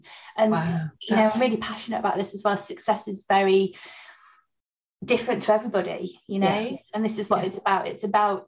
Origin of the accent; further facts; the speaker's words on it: Barmouth, Wales, United Kingdom; moved away as an adult; also born or lived in Newcastle; now in Lincoln, United Kingdom; I grew up in Barmouth